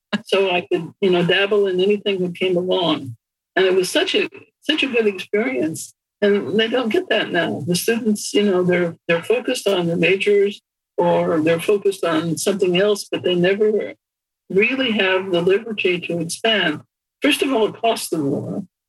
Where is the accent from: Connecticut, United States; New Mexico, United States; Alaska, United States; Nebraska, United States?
Nebraska, United States; In Nebraska.